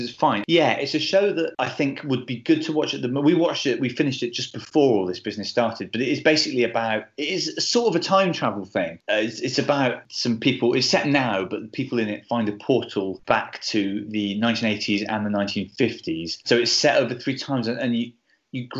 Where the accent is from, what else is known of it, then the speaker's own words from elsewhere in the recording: Bristol, South West England, United Kingdom; I grew up in Bristol and ended up being a Bristol City fan.